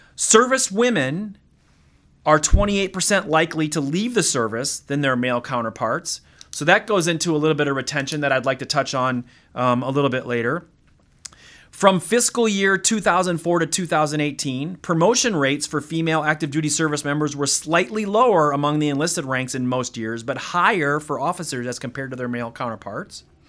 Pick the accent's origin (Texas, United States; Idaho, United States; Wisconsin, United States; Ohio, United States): Wisconsin, United States; moved away as an adult; a kid from Wisconsin